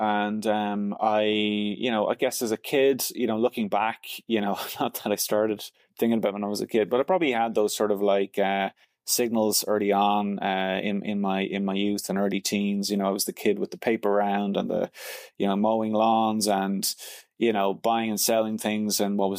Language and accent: English; Dublin, Leinster, Ireland; moved away as an adult; also born or lived in London, United Kingdom; now in Montreal, Canada; So I'm from Dublin, Ireland originally.